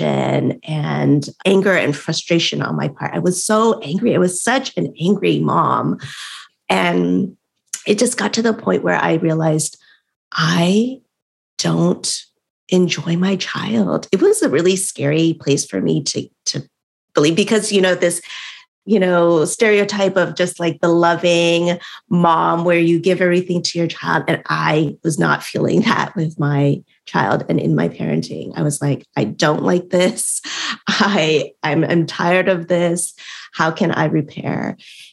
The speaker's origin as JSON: {"language": "English", "country": "United States", "tie": "born or raised there", "said": "I was, you know, born and raised in America"}